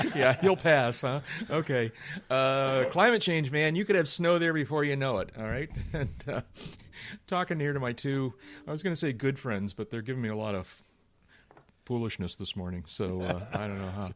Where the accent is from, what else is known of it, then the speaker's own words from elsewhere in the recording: Buffalo, New York, United States; we're from Buffalo